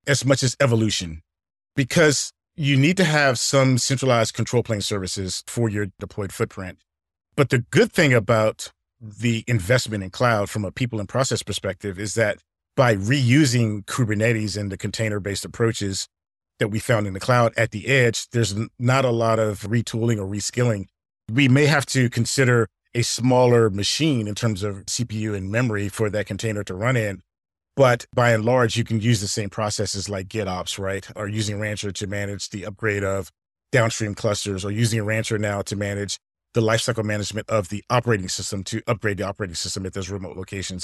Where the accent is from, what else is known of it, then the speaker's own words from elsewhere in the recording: Alexandria, Virginia, United States; I grew up in Alexandria, Virginia